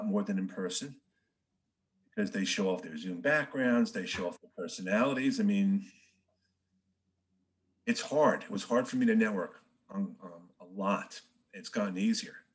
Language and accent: English; New Jersey, United States; also born or lived in Bronx, New York City; I was born in the city, grew up in New Jersey, been in New Jersey just about my whole life